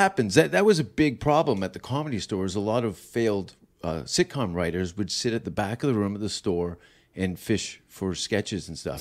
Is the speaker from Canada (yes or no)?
yes; Hamilton, Ontario, Canada; I am from Hamilton.